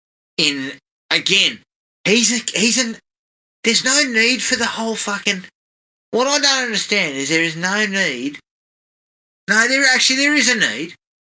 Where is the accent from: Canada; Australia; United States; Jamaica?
Australia